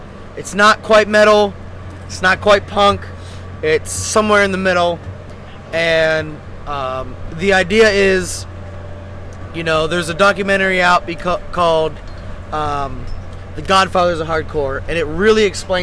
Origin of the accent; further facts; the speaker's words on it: Pennsylvania, United States; I'm from Pennsylvania, and I'm in the Pennsylvania hardcore area